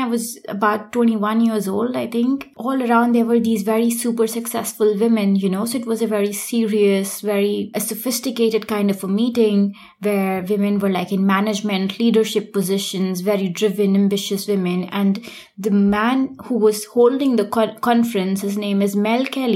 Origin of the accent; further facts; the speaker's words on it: India; moved away as an adult; now in Germany; I am originally from India